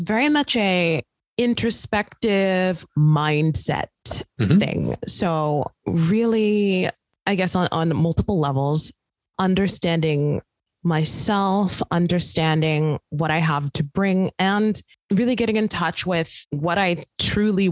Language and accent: English; Midwest, United States; now in Brooklyn, United States; I'm from the Midwest